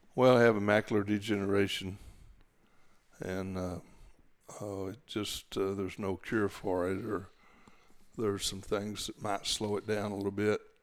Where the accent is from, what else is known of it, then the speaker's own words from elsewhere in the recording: Gatesville, Texas, United States; I was born there. We, we actually lived, uh, in a little town called Rumley on the Lampasas River toward Lampasas